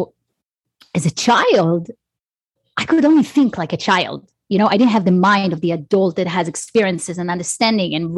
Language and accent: English; Israel; I grew up in Israel.